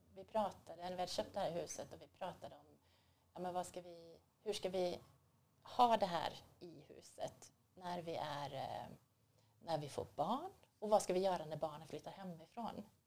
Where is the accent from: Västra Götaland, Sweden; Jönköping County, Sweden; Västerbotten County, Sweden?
Västra Götaland, Sweden; Borås; I Borås.